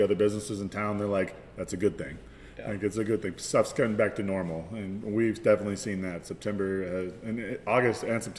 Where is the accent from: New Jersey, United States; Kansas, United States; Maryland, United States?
Kansas, United States; Wichita; moved away as an adult; now in Manhattan, United States; we went to my hometown, which is Wichita.